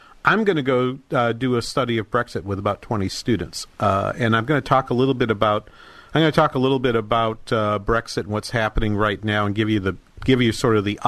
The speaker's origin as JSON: {"language": "English", "town": "Manchester", "region": "New Hampshire", "country": "United States", "tie": "born or raised there", "said": "Manchester in New Hampshire, the major city in my hometown"}